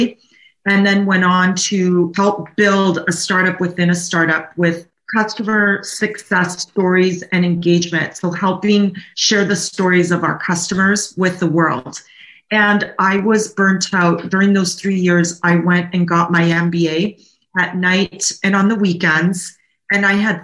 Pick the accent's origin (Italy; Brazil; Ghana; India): Italy; Naples, Campania; also born or lived in Canada; now in California, United States; I'm from Naples, Italy